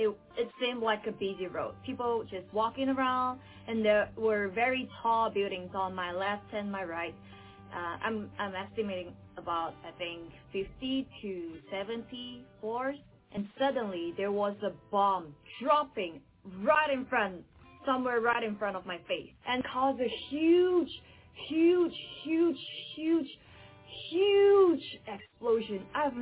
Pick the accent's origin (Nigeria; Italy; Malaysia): Malaysia; now in Taiwan; I'm a Malaysian who is currently living in Taiwan.